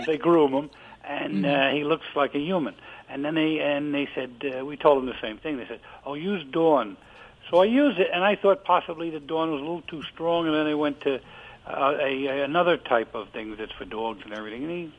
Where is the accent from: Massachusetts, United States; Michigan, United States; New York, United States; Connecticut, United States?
New York, United States; I was born in Greenwich Village.